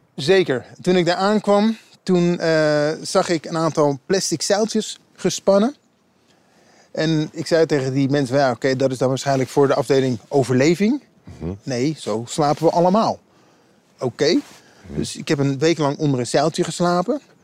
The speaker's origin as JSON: {"language": "Dutch", "region": "Utrecht", "country": "Netherlands", "said": "ik kom zelf uit Utrecht"}